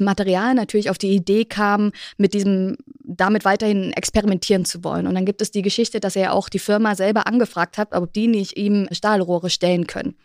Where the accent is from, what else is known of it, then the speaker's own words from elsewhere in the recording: East Germany, Germany; Ich bin in der DDR groß geworden, beziehungsweise dann in Ostdeutschland